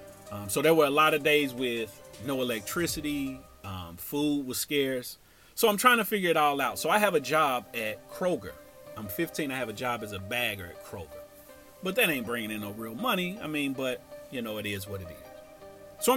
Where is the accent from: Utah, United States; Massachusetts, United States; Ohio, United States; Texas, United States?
Ohio, United States; Cincinnati; We grew up in the Fair Apartments together in the same court.